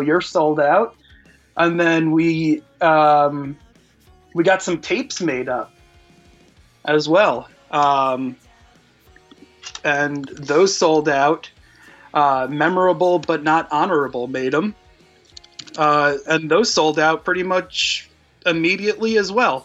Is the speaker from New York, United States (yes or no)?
yes; New York, United States; being from New York